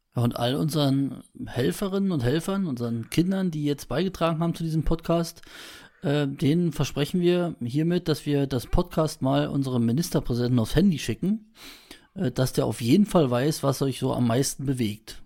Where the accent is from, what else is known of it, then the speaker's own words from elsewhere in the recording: Brandenburg, Germany; Bei uns in Brandenburg